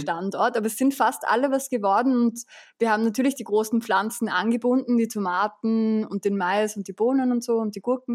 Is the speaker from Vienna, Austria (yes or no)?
yes; Vienna, Austria; ich bin geboren und aufgewachsen in Wien